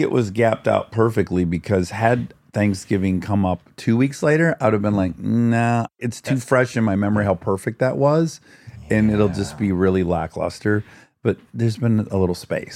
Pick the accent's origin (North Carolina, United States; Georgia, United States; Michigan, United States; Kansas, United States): Michigan, United States; Detroit; I'm from Detroit